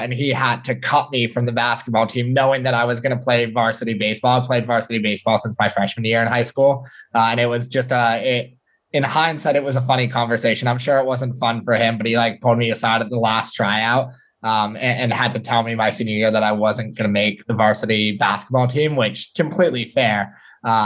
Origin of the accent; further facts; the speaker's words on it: New York City, New York, United States; born and raised in New York City